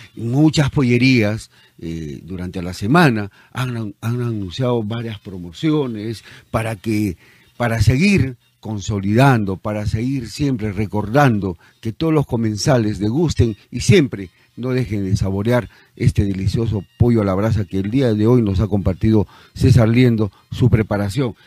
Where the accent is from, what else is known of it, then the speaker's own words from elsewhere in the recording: Peru; nuestro querido Perú